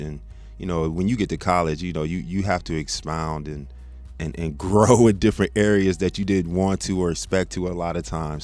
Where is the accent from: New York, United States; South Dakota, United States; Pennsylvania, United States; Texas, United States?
Texas, United States; moved away as an adult; also born or lived in South Bend, Indiana; now in Michigan, United States; I'm originally from Indiana. I'm from okay. South Bend, but I grew up in Texas